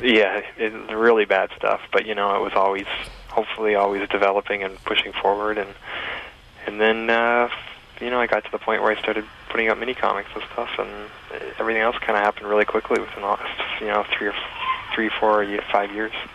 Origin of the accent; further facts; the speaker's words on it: Essex County, Ontario, Canada; moved away as an adult; also born or lived in Toronto; I grew up in Essex County